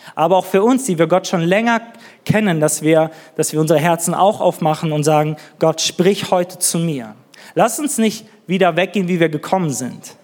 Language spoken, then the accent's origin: German; Neuss, North Rhine-Westphalia, Germany; moved away as an adult; also born or lived in northern Germany; now in Nuremberg, Germany; wir kommen aus Düsseldorf, aus Neuss, irgendwer hier aus Nordrhein-Westfalen.